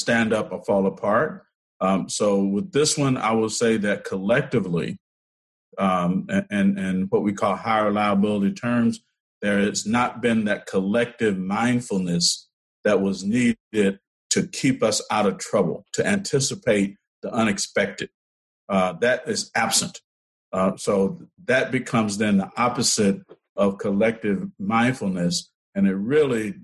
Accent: Selma, Alabama, United States; my home state, as you know, I'm born in Selma, grew up in the Black Belt

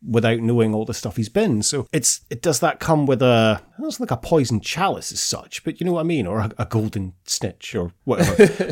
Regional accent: Scotland, United Kingdom; we're Scottish

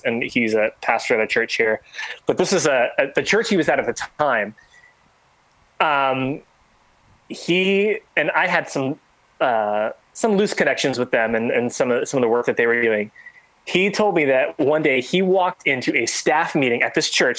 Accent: San Diego, California, United States; and from kind of back where I grew up down in San Diego area.

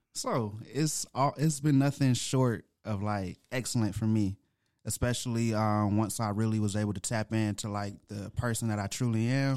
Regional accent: Atlanta, Georgia, United States; also born or lived in Grand Rapids, Michigan; I was born in Grand Rapids, Michigan, but I was raised here in Atlanta, Georgia.

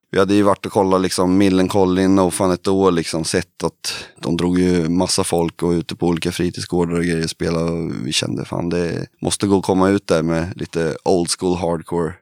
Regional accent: Kristinehamn, Värmland, Sweden; vi kommer ju från Kristinehamn i Värmland då.

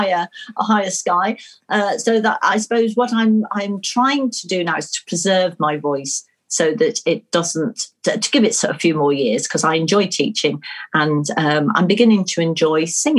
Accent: Nuneaton, West Midlands, United Kingdom; accent: Nuneaton; Which my Nuneaton accent probably wasn't very conducive to.

